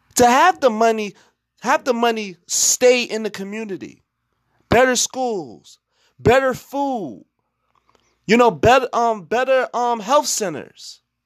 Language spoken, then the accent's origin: English; Newark, New Jersey, United States; I'm from Newark, New Jersey